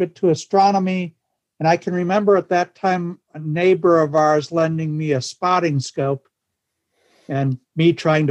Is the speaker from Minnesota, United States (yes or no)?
yes; Duluth, Minnesota, United States; I grew up in Duluth, Minnesota